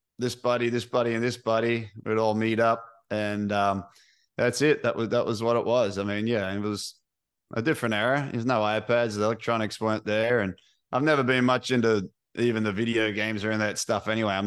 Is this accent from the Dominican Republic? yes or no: no; Sydney, New South Wales, Australia; Yeah, I grew up in Sydney, Australia.